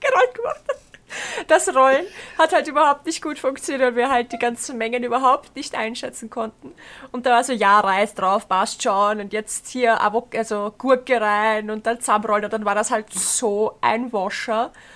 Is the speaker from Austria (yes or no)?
yes; Bruck an der Leitha, Lower Austria, Austria; ich komme ja ähm, ursprünglich aus Bruck an der Leiter.